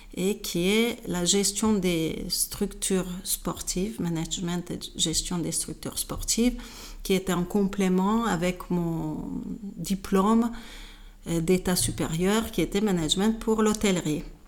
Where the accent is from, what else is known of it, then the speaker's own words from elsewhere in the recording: Hungary; French is a second language; moved away as an adult; also born or lived in Switzerland; now in France; je suis hongroise, d'origine hongroise. j'ai fait mes études en Hongrie jusqu'à mes 18 ans.